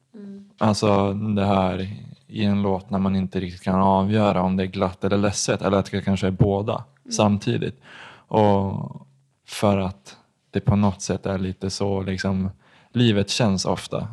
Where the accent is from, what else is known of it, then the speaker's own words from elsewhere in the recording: Gothenburg, Västra Götaland, Sweden; jag är född i Göteborg